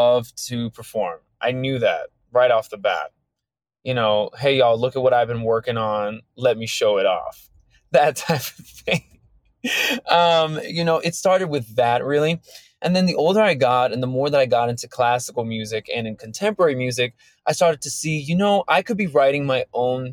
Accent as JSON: {"language": "English", "region": "suburban Maryland", "country": "United States", "tie": "born or raised there", "said": "I grew up in suburban Maryland."}